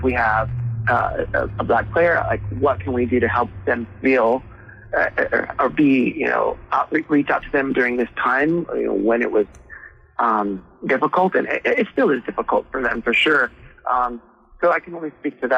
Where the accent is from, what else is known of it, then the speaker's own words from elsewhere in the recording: Hawaii, United States; now in Texas, United States; I am from Hawaii. I was born and raised in Hawaii and moved to Texas here in 2005.